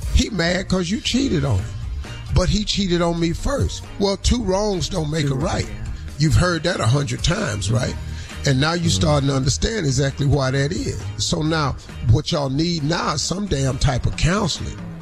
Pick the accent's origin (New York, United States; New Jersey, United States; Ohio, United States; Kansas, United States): Ohio, United States; Cleveland; moved away; ten of my hometown boys down from Cleveland